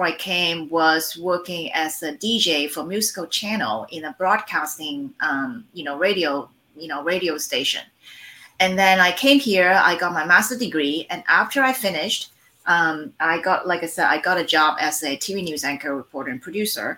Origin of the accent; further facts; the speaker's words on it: Hong Kong; now in Los Angeles, United States; I am based in Los Angeles right now. I was born and raised in Hong Kong before I moved to the States in 1991.